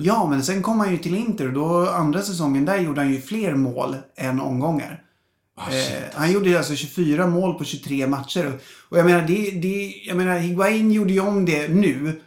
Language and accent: Swedish; Stockholm, Stockholm County, Sweden; born or raised there